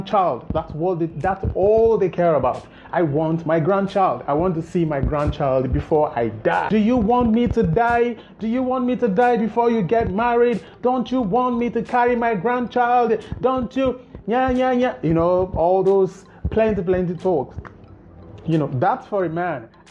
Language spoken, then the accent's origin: English; Nigeria; as a Nigerian